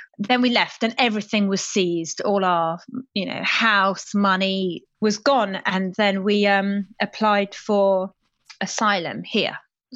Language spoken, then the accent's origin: English; London, United Kingdom; English is a second language; I went to state schools in West London